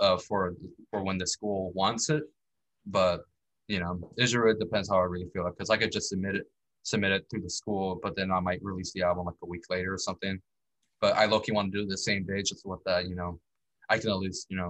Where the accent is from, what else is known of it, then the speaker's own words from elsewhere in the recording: the Valley, Texas, United States; She's from Texas, where I'm from. I'm in from the Valley